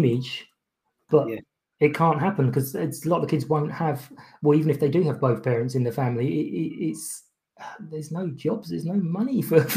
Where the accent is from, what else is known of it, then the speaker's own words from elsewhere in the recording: London, United Kingdom; I born and brought up in Kilburn in North London.